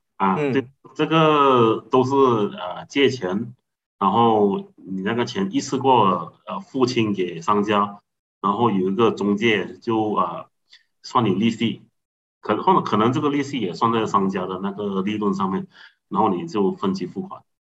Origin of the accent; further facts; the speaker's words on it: Seremban, Negeri Sembilan, Malaysia; 我来自福隆啊，一个比较小的一个，一个市区